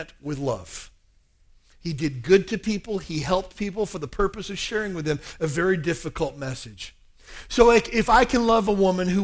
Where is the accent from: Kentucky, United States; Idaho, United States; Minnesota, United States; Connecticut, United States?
Kentucky, United States; I grew up in Kentucky, a very small town in the South. About 4,000 people in my hometown.